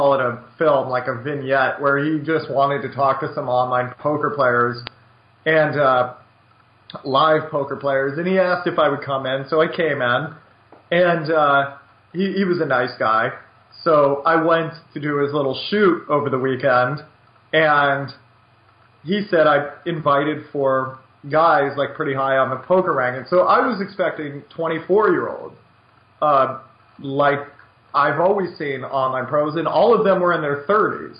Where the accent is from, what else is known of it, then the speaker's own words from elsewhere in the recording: United States; I'm an American